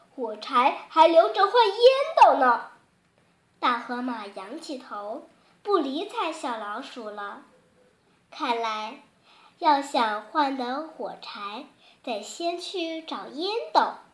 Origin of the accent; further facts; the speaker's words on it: Liuzhou, Guangxi, China; 来自广西柳州